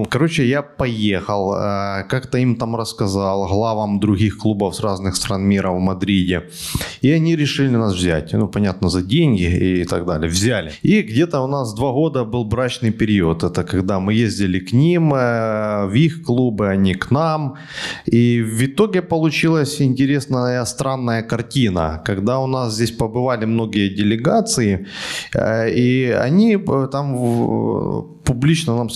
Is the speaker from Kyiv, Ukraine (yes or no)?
yes; Kyiv, Ukraine; Киев, мы с Украины.